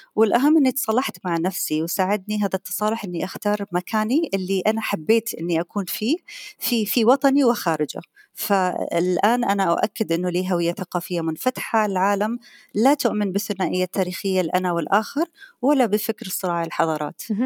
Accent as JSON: {"language": "Arabic", "country": "Qatar", "said": "أنا قطرية"}